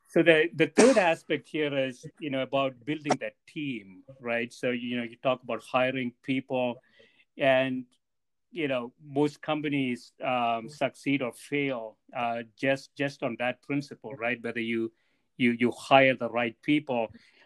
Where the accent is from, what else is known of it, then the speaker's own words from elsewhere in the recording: Corvallis, Oregon, United States; I said, "I'm from Corvallis, Oregon."